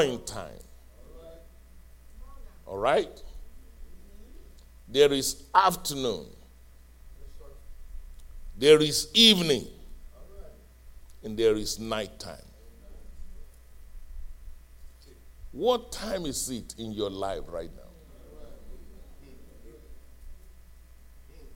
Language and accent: English; Nigeria; moved away as an adult; also born or lived in Fayetteville, Arkansas; now in United States; when I was growing up in Nigeria